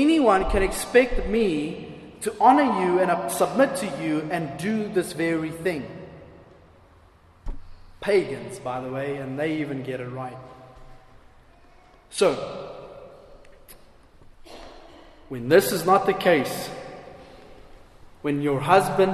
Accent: South Africa; I'm just as South African as anyone else

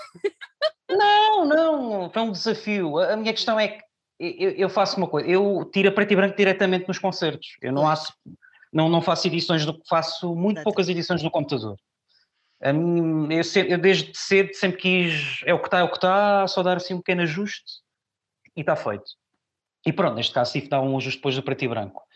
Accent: Pinhal Novo, Setúbal, Portugal; moved away as an adult; also born or lived in Lisbon; now in Barreiro, Portugal; eu nasci em Lisboa e fui recambiado, eu vivi muitos anos no Punhal Novo.

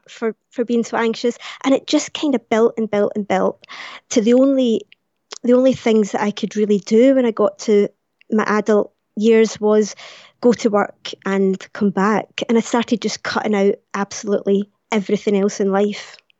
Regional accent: Glasgow, Scotland, United Kingdom; born or raised there

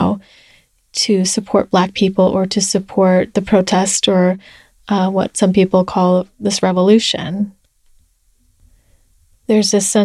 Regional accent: United States; being Chinese American

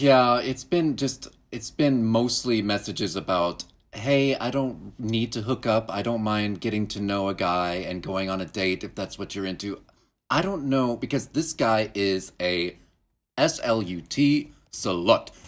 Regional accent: Duncan, Oklahoma, United States; moved away; Duncan, where I grew up

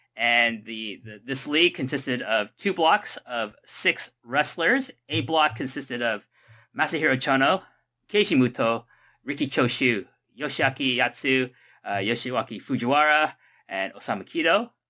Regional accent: Toronto, Ontario, Canada; I'm from Toronto

